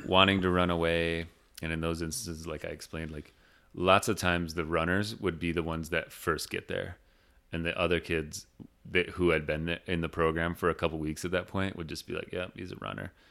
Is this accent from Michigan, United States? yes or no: yes; Big Rapids, Michigan, United States; moved away; there's a school in my hometown called Ferris State University